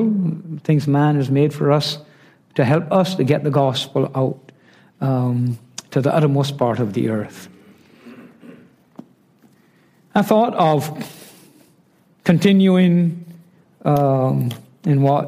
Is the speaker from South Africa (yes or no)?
no; Barbados; I'm from Barbados